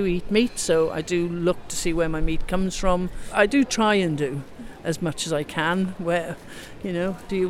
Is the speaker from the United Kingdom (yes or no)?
yes; Shrewsbury, West Midlands, United Kingdom; I'm from Shrewsbury, about 50 miles north of Birmingham towards Wales. I'm from it's a farming area I come from